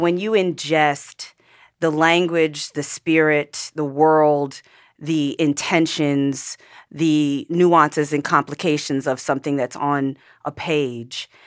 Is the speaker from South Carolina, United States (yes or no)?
no; Pennsylvania, United States; I grew up in Pennsylvania, one of two black families in an all-white neighborhood